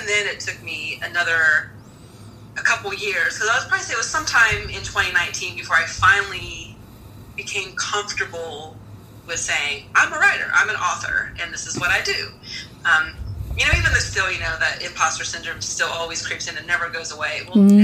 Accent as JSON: {"language": "English", "region": "Southern Ohio", "country": "United States", "tie": "born or raised there", "said": "where I grew up in Southern Ohio"}